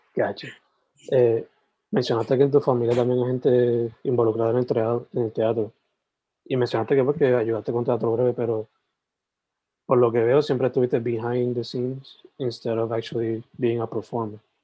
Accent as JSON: {"language": "Spanish", "region": "southwest", "country": "Puerto Rico", "moved": "yes", "lives_now": "Carolina, Puerto Rico", "said": "soy original de, del Southwest, San Germán, Sabana Grande"}